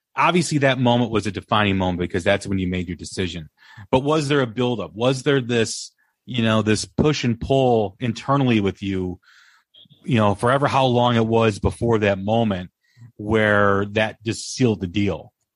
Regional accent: Des Plaines, Illinois, United States; I grew up in Des Plaines, just just off of O'Hare Airport

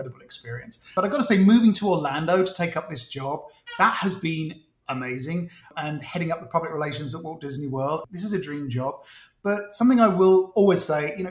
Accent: United Kingdom; now in United States; being British

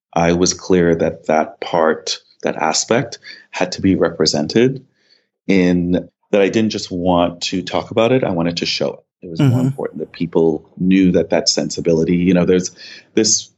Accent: New York City, New York, United States; also born or lived in Grenada; The first decade of my life, I lived here. And then my mother and I moved to Brooklyn. I grew up in East Flatbush in a West Indian neighborhood.

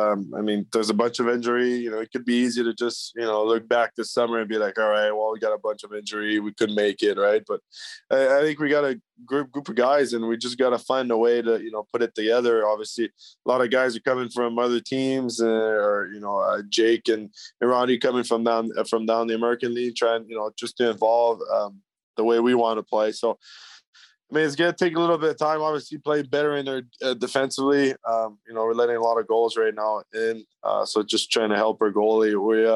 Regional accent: Ontario, Canada; It's just kind of lucky growing up on the St. Lawrence and having that Lake Ontario till, you know, Brockville, Kingston, and Quinnebee, which is, you know, world renowned for walleye fishing.

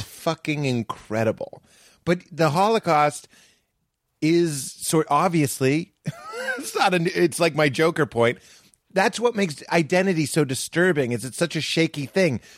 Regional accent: Boston, Massachusetts, United States; I am from Boston.

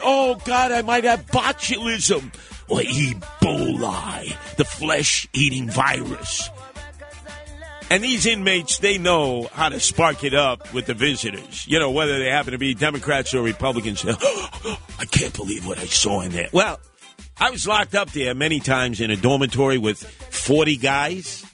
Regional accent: New York City, New York, United States; also born or lived in Staten Island; where I grew up in Canarsie in East Flatbush

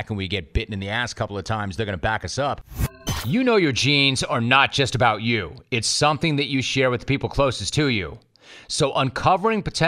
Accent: Los Angeles, California, United States; I grew up in Los Angeles

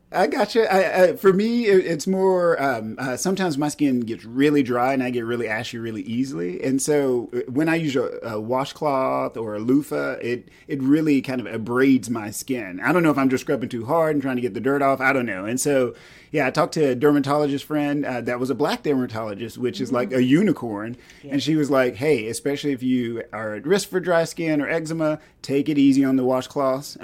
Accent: East Texas, United States; I grew up in East Texas

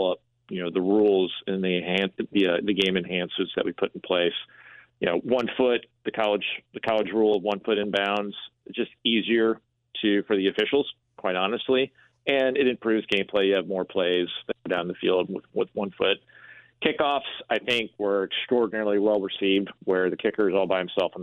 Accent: St. Louis, Missouri, United States; my hometown, what I knew about my hometown

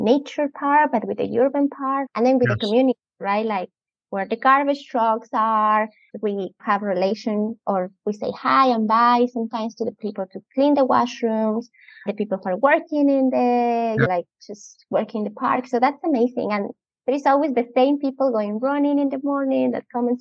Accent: Andes, Ecuador; English is a second language; moved away as an adult; now in Vancouver, Canada; I am originally from Ecuador, a very beautiful country. I grew up there and I was living there until I was 23.

